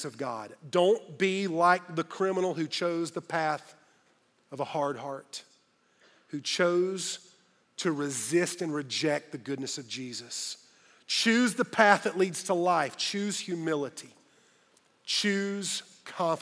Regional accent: Greenville, South Carolina, United States; Greenville, my hometown

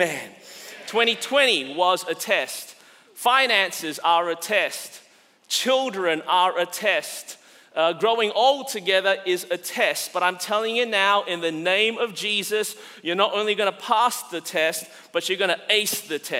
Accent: Australia; now in United States; As an Australian living in America

